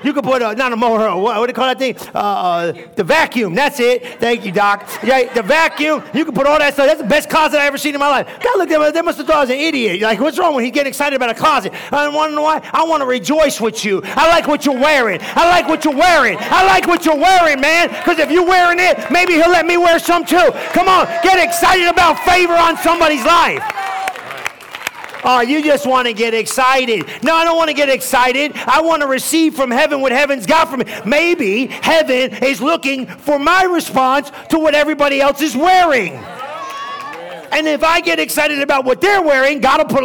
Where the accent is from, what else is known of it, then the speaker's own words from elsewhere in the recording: New Jersey, United States; moved away; I'm from New Jersey, bro. I understand street.